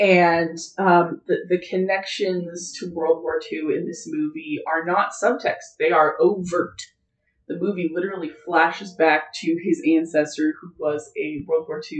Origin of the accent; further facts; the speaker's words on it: United States; it's awkward to talk about this as an American